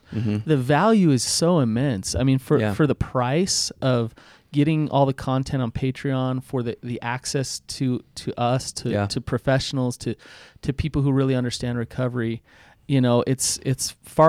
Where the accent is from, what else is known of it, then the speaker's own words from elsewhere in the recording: Utah, United States; accent: Utah; I can hardly say that with my Utah accent.